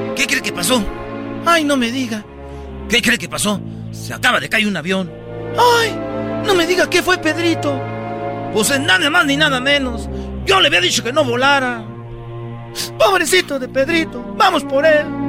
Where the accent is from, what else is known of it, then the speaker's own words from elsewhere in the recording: Mexico; Soy mexicana